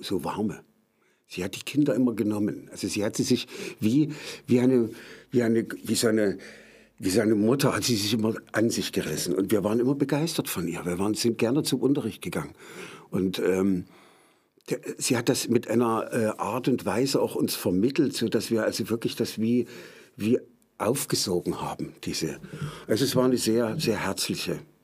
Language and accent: German; Meissen, Saxony, Germany; also born or lived in Dresden; Ich komme ursprünglich aus Meißen, dort bin ich geboren.